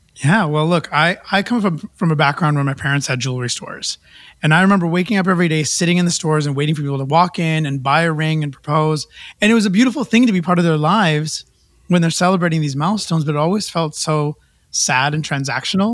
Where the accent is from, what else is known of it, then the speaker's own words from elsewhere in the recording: Vancouver, British Columbia, Canada; moved away; also born or lived in India; I was a kid from Vancouver